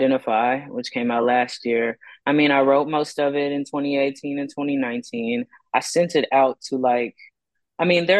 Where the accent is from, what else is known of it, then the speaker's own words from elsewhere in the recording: Texas, United States; now in Austin, United States; growing up in Texas